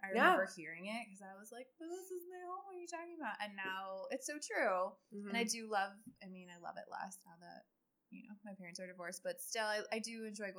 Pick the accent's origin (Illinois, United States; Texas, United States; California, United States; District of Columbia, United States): Illinois, United States; Chicago; as a Chicago native